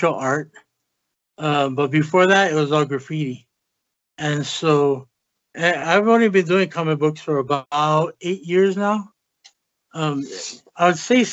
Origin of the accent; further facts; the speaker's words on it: Hawaii, United States; moved away as an adult; now in Las Vegas, United States; I'm actually from Hawaii